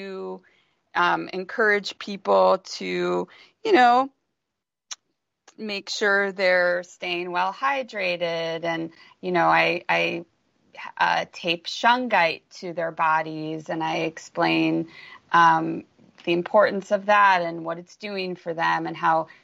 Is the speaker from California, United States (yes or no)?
yes; Los Angeles, California, United States; I don't even know if I'm going to be able to stay here, even though that saddens me since this just happens to be my hometown